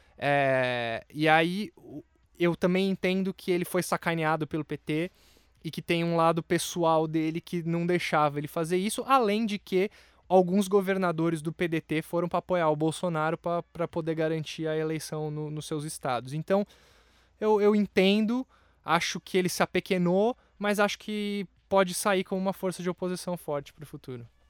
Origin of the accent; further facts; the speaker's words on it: Brazil; eu me vejo enquanto brasileiro